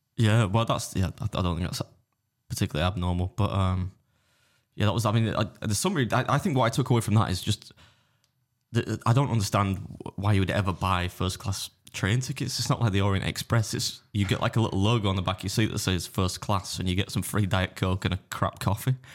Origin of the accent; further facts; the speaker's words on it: England, United Kingdom; I'm English